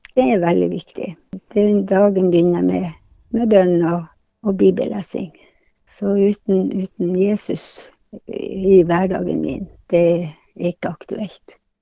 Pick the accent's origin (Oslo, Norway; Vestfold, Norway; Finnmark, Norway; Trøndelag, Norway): Finnmark, Norway; Hammerfest; now in Tromsø, Norway; hjembyen min, Hammerfest